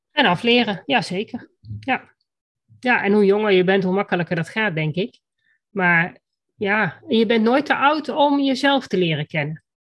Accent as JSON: {"language": "Dutch", "area": "Achterhoek", "region": "Gelderland", "country": "Netherlands", "said": "bij ons in de Achterhoek"}